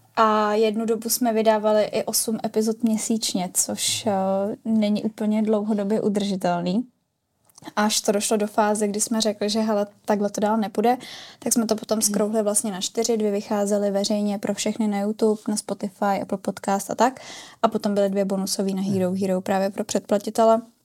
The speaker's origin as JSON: {"language": "Czech", "region": "Prague", "country": "Czechia", "said": "Já jsem pražská"}